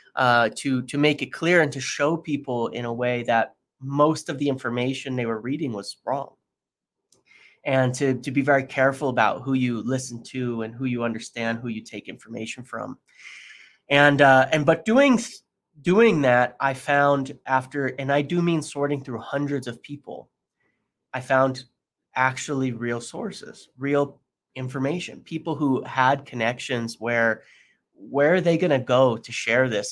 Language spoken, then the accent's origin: English; United States; being American